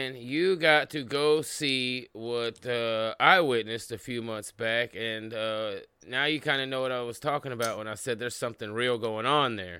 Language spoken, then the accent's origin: English; Tulsa, Oklahoma, United States; I grew up in Tulsa.